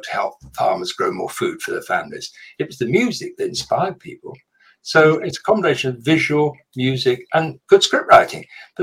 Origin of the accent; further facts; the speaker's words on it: London, United Kingdom; moved away as an adult; growing up in London